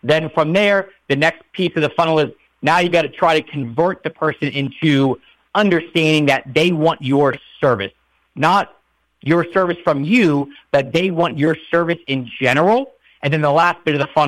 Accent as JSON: {"language": "English", "region": "Maryland", "country": "United States", "tie": "born or raised there", "said": "I grew up in Maryland"}